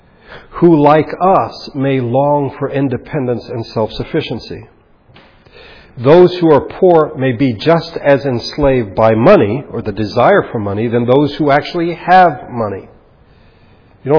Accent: United States; being American

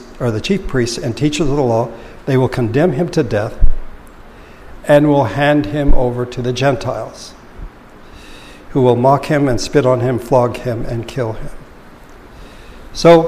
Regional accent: Philippines; moved away; growing up in the Philippines

